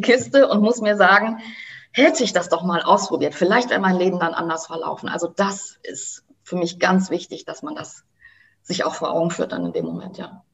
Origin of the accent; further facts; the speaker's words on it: Germany; bei uns in Deutschland